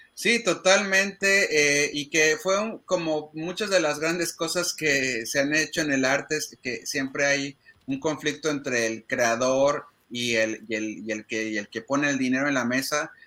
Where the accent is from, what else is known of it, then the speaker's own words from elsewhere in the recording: Mexico; nosotros como mexicanos